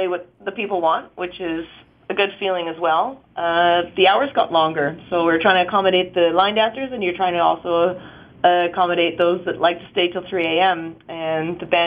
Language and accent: English; Vancouver, British Columbia, Canada; also born or lived in Kelowna; I'm in Kelowna right now, but I'm from Vancouver.